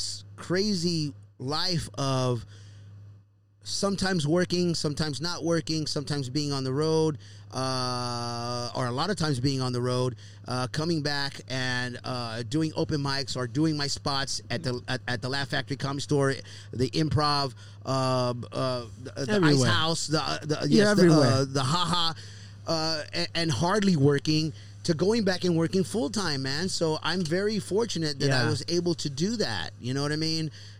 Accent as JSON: {"language": "English", "town": "Houston", "region": "Texas", "country": "United States", "tie": "born or raised there", "moved": "yes", "said": "back home in my hometown in Houston, Texas"}